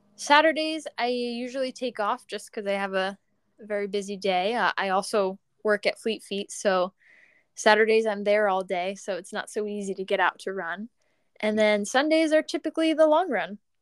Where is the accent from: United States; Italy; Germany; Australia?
United States; Long Island, New York; in high school, I'm from Long Island, so I ran for Mount Sinai High School.